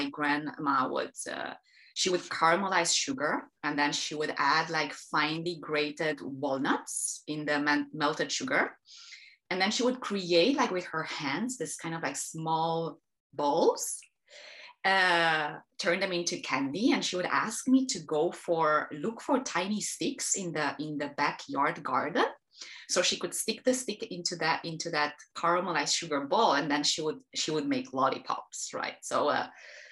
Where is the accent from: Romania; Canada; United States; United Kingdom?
Romania; Transylvania; I am Romania. I was born and raised in the countryside, in the Transylvanian hills, up until I was 18